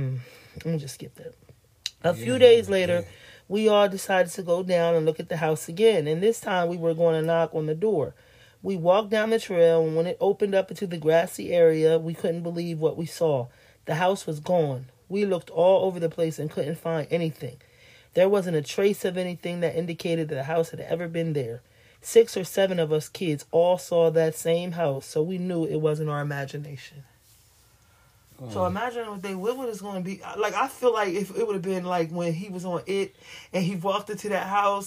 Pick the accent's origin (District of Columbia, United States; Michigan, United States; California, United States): California, United States; Sacramento; I grew up in Sacramento and was living in the Creekside Apartments with my mom and sister.